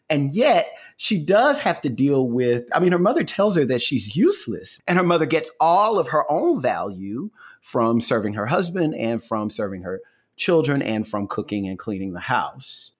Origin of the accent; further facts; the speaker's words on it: the South, United States; I'm just from the South